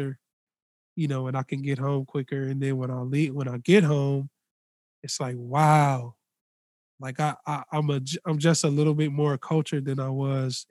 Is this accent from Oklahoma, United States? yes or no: no; Los Angeles, California, United States; I'm from Los Angeles